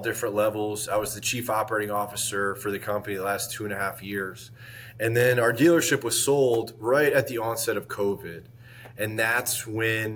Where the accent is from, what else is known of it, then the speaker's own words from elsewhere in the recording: Northeast, United States; moved away as an adult; also born or lived in South Beach, Miami, Florida; now in Tampa, United States; I was from the Northeast